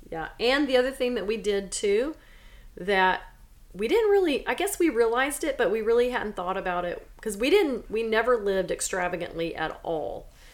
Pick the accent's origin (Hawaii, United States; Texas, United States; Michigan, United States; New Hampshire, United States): Texas, United States; Silsbee; moved away; I grew up in Silsbee, Texas.